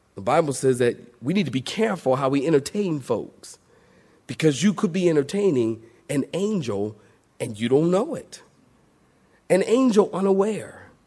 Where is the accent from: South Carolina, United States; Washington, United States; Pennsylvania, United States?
Pennsylvania, United States; Philadelphia; Philadelphia, my hometown, the city of brotherly love